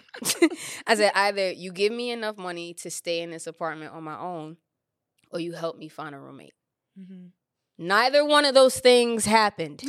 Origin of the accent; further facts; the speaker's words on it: New York City, New York, United States; moved away as an adult; now in Los Angeles, United States; New York is everything to me. It's my my hometown